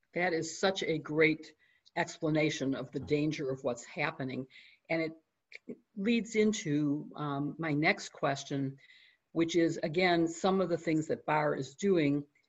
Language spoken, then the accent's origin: English; Chicago, Illinois, United States; my hometown, Chicago